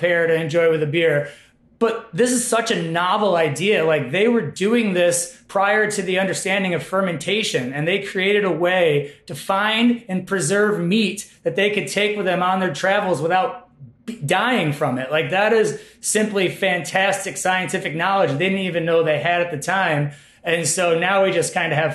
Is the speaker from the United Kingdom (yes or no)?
no; Utica, New York, United States; also born or lived in Colorado; now in Madison, United States; I'm from the Utica area of New York